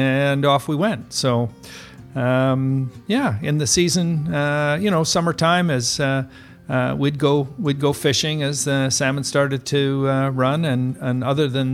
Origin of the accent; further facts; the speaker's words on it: Tofino, British Columbia, Canada; when I was growing up in Tofino, it was really, as I say, it was a pioneer village